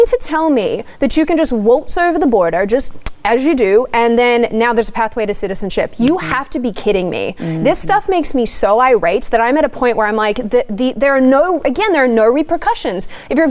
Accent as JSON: {"language": "English", "country": "Australia", "said": "I'm Australian"}